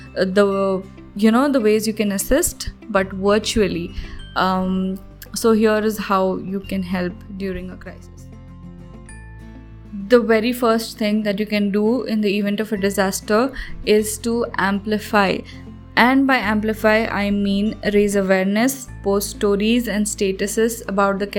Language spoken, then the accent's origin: English; Hyderabad, Telangana, India; I am from Hyderabad